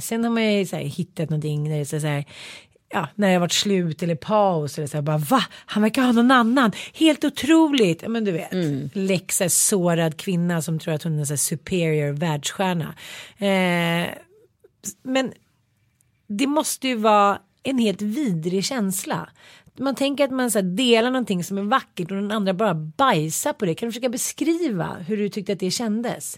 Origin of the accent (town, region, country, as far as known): Sweden